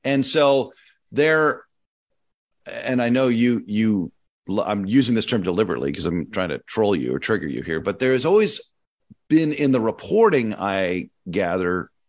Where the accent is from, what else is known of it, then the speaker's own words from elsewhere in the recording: California, United States; I knew a bunch of kids growing up in California